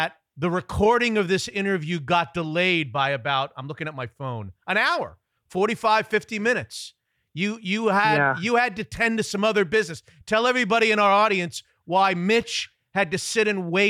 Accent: Florida, United States; moved away as an adult; now in Seattle, United States; I grew up in Florida

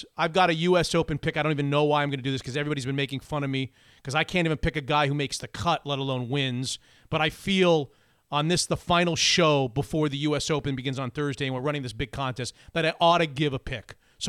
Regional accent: Florida, United States; now in Seattle, United States; I grew up in Florida.

